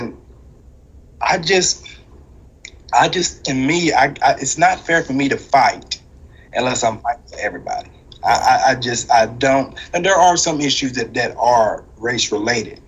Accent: Ballard County, Kentucky, United States; growing up in Ballard County

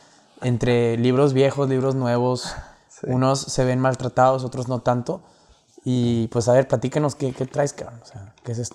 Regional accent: Monterrey, Nuevo León, Mexico; nuestra identidad como mexicanos, como regiomontanos

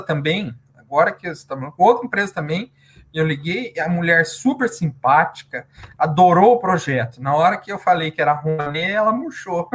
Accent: Curitiba, Paraná, Brazil; Eu sou de Curitiba, Paraná, capital do estado do Paraná, sou aqui da região sul

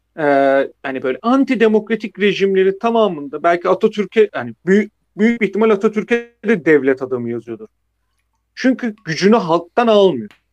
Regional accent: Black Sea Region, Turkey; ben de Karadenizliyim

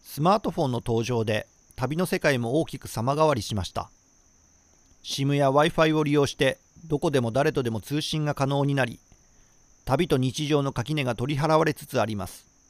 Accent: Shiga, Japan; moved away; 滋賀県の、まあ、僕の地元では NHK と東京 FM しか聞こえなかったんですよ

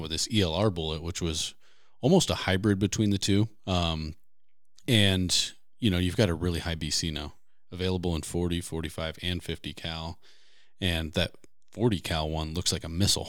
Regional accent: Pennsylvania, United States; moved away; I grew up in Pennsylvania hunting whitetails

